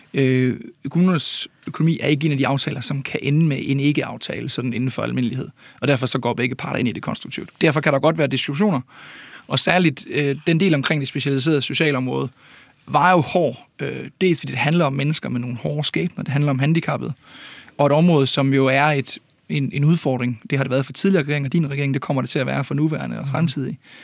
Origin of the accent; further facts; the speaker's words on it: Ølgod, Southern Denmark, Denmark; Jeg er selv fra Ølgod